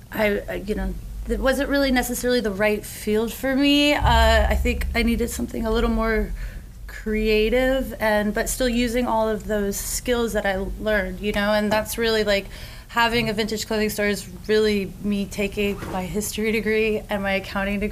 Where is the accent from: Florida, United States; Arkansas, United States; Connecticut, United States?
Florida, United States; Gainesville; also born or lived in Asheville, North Carolina; I grew up in Gainesville.